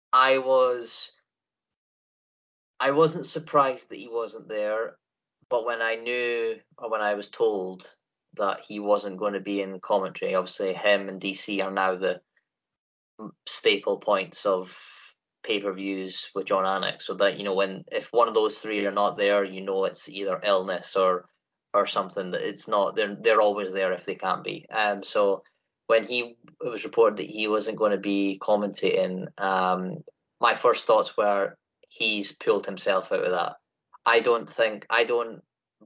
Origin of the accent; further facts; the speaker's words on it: Scotland, United Kingdom; I'm from Great Britain, Scottish born